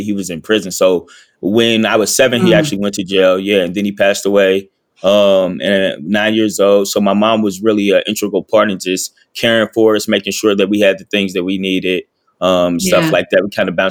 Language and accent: English; Cincinnati, Ohio, United States; also born or lived in Lexington, Kentucky; Then we moved to Cincinnati, Ohio, just me, my mom. My dad and mom got divorced. Dad passed away. So my mom brought us up here to Cincinnati, Ohio. We lived with my uncle for a little bit.